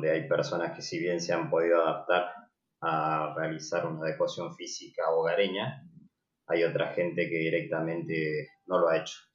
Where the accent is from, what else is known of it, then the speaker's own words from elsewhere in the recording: Salta, Argentina; now in Córdoba, Argentina; yo soy originario de Salta